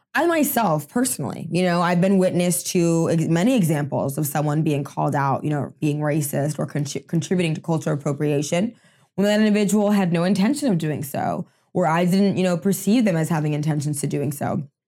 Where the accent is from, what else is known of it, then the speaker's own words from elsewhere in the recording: United States; I'm first generation American, um, in my family. Both my parents are from Haiti.